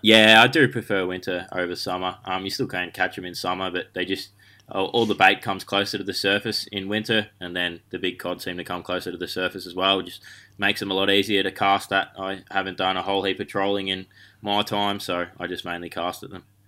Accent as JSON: {"language": "English", "town": "Bacchus Marsh", "region": "Victoria", "country": "Australia", "tie": "born or raised there", "said": "I grew up, um, on the outskirts of Melbourne at Bacchus Marsh"}